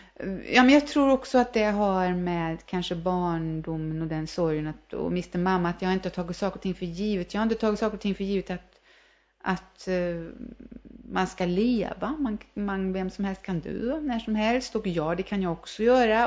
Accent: Värmland, Sweden; also born or lived in New York; vi är ju värmlänningar

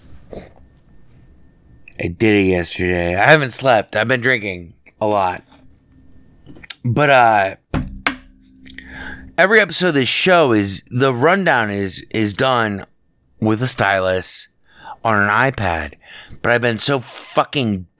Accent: United States; I'm an American. I'm as American as fucking apple pie

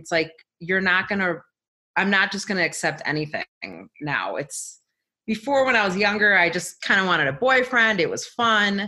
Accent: Chicago, Illinois, United States; moved away; also born or lived in California / Colorado; I'm from Chicago

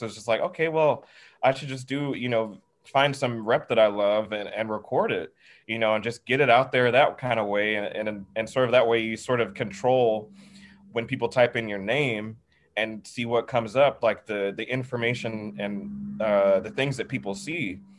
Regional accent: the South, United States; growing up in the South

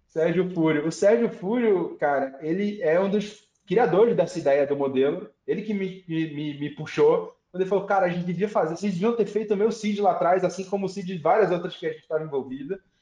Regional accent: Recife, Pernambuco, Brazil; moved away; Eu vim de Recife, Pernambuco

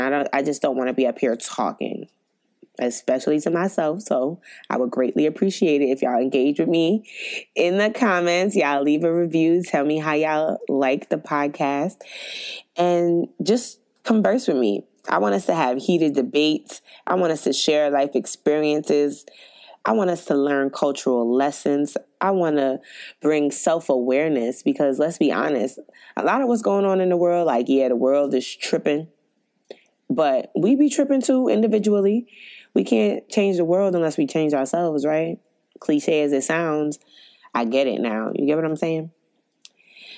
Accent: New York City, New York, United States; I'm from Brooklyn, New York

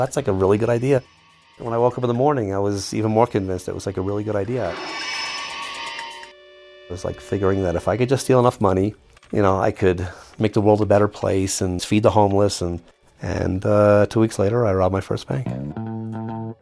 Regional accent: New York City, New York, United States; moved away as an adult; also born or lived in California; I grew up in the Upper West Side of Manhattan.

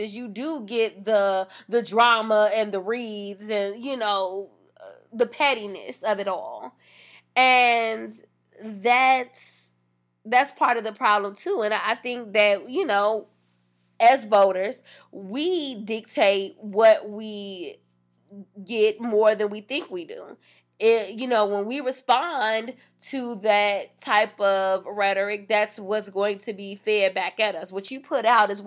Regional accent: United States

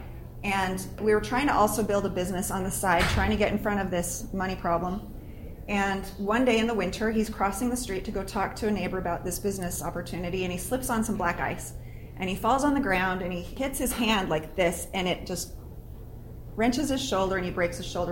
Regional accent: Arizona, United States; moved away as an adult; also born or lived in Utah / Mesa, Arizona; we're from Arizona

